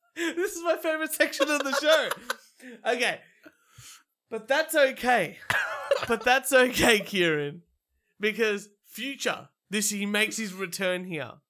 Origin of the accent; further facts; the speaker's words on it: Australia; as an Australian man